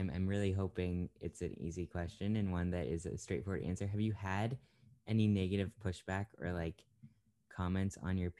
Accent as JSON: {"language": "English", "town": "York", "region": "Maine", "country": "United States", "tie": "born or raised there", "said": "where I grew up in York."}